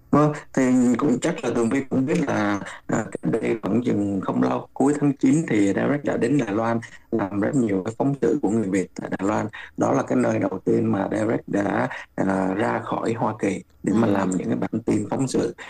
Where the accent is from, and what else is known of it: Ho Chi Minh City, Vietnam; moved away